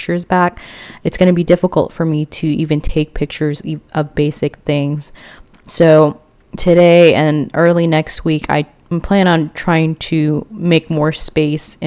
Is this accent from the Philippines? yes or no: yes; Philippines; moved away; my home country, the Philippines